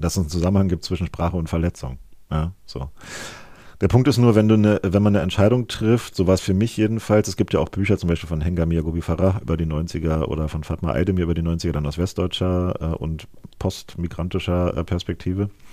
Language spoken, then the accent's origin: German; East Germany, Germany; als Ostdeutscher